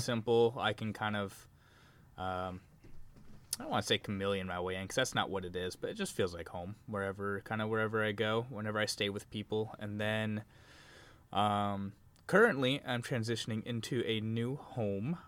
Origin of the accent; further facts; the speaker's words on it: Arizona, United States; moved away as an adult; also born or lived in Washington State; now in Washington, United States; I was born and raised in Arizona